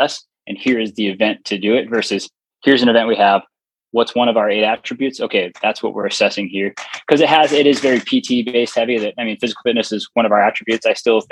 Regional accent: California, United States; moved away; my hometown in California

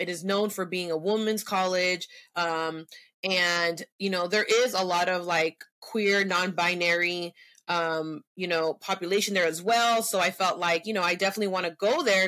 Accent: San Francisco, California, United States; first language Spanish; English is a second language; also born or lived in Cupertino / Mountain View; I was born and raised in San Francisco

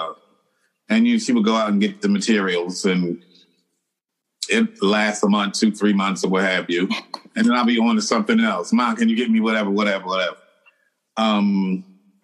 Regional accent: Philadelphia, Pennsylvania, United States; I'm originally from Philadelphia

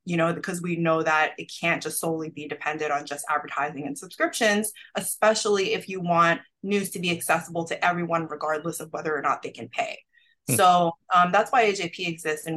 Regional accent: New York, United States; I grew up in New York

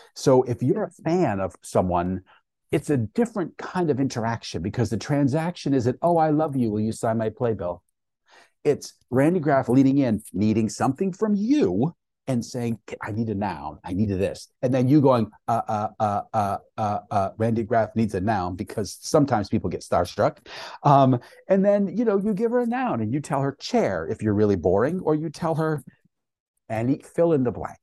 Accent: Maine, United States; I grew up up in Maine

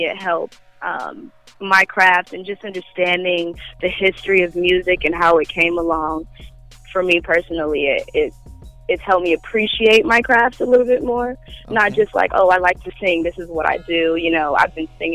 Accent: Chicago, Illinois, United States; moved away; also born or lived in Los Angeles; I grew up in Chicago, so I kind of feel like I got most of my, you know, foundations

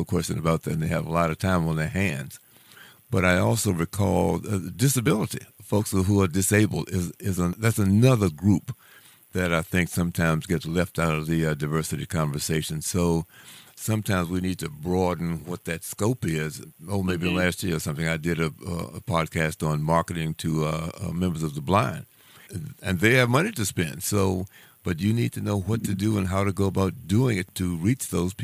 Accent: Washington, District of Columbia, United States; as an African-American, I'm from Washington, D.C.

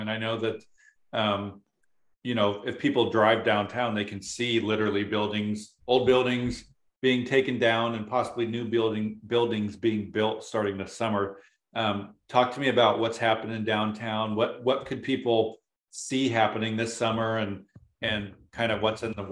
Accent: Alaska, United States; So until next time … from Somewhere in Alaska signing off.

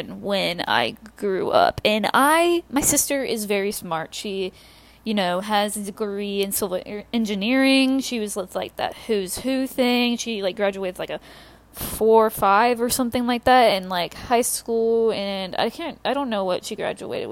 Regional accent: the South, United States; I'm from the South

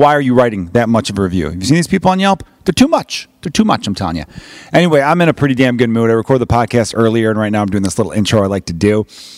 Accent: Chicago, Illinois, United States; me being an American from Chicago but claiming Irish heritage

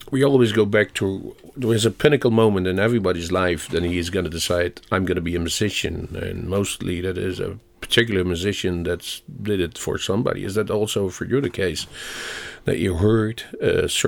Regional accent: Chicago, Illinois, United States; also born or lived in Greece; Yeah, now I was born in Chicago.

